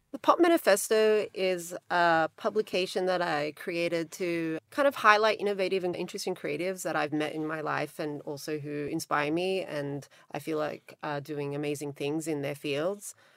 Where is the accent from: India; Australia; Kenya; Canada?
Australia; accent: Australian twang; moved away as an adult; also born or lived in Montenegro / New York; now in Los Angeles, United States; I'm Australian, but I live in Los Angeles and I've lived there for a really long time. before that, I lived in New York, but I grew up mostly in Australia, also when I was little in the former Yugoslavia, in Montenegro.